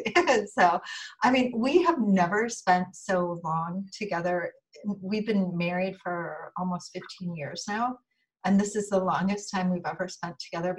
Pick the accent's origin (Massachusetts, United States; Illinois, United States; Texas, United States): Illinois, United States; Chicago; And she's from Chicago, which is my hometown too.